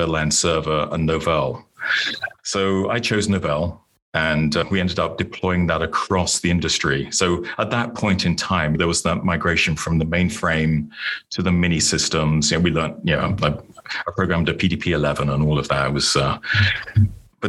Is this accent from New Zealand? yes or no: no; United Kingdom; moved away as an adult; now in Plano, United States; I was born and grew up in the UK